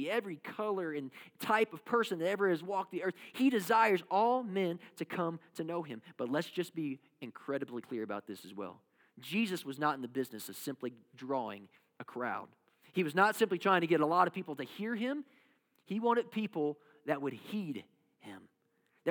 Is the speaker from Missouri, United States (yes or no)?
no; Kentucky, United States; I come from Kentucky, and basketball is life